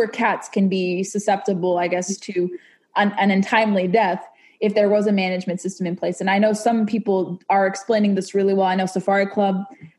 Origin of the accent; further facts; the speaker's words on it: Southern California, United States; I was growing up in Southern California